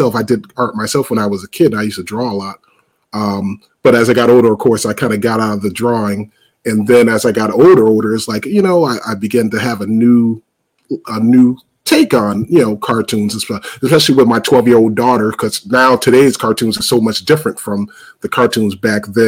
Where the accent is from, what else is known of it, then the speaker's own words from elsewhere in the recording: Springfield, Massachusetts, United States; I was born and raised in Springfield, Mass, and that's the same city as Dr. Seuss was born and raised